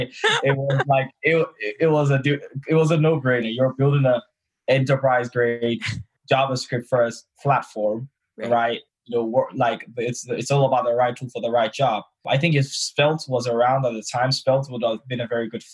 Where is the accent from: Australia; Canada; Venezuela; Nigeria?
Nigeria; now in London, United Kingdom; I am known as the Nigerian that lives in England.